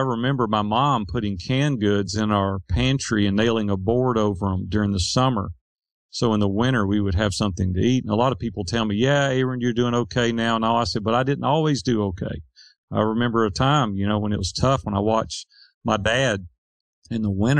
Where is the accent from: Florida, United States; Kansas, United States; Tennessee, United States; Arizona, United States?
Tennessee, United States; Nashville; Nashville, Tennessee.